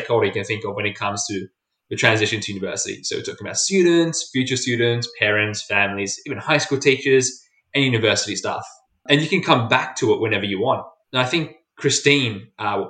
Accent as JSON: {"language": "English", "town": "Fairfield", "region": "New South Wales", "country": "Australia", "said": "I come from Fairfield, which is notorious at the moment because of COVID-19"}